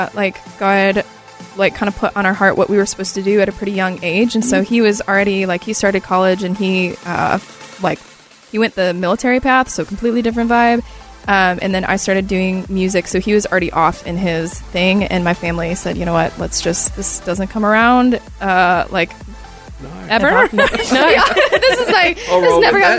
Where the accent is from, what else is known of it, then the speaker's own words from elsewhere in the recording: outside of Detroit, the Midwest, Michigan, United States; I'm originally from the Midwest, so I'm from a little outside of Detroit